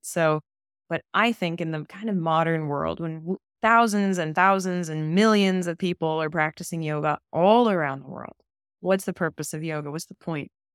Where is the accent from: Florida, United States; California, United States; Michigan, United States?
California, United States; I grew up in California